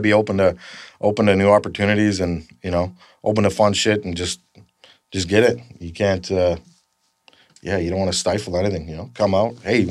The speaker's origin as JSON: {"language": "English", "town": "Graz", "region": "Styria", "country": "Austria", "tie": "born or raised there", "said": "So ever since I grew up in Graz, Austria, you know, this is what you do."}